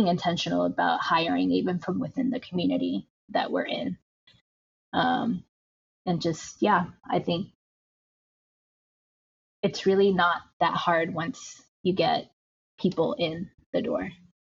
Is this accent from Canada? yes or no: no; Tijuana, Baja California, Mexico; now in United States; growing up in Tijuana and like being able to get like fresh churros by a street vendor and moving to the United States